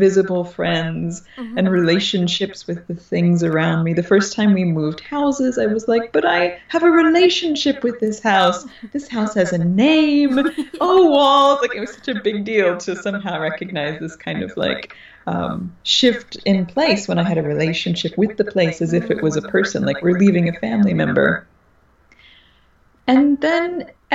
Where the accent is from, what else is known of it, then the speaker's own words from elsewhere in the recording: Texas, United States; now in Los Angeles, United States; I grew up in Texas, deep in the nature